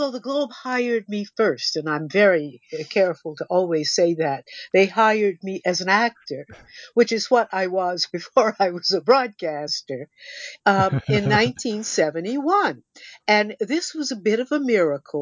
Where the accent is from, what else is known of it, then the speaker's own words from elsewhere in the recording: Houston, Texas, United States; moved away as an adult; now in Canada; I was born in 1945 in Houston, Texas, Negro Hospital